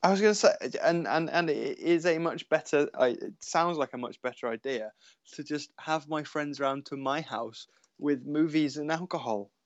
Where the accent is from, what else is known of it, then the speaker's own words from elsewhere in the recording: Cornwall, South West England, United Kingdom; where and how I grew up in Cornwall, because everything is so far away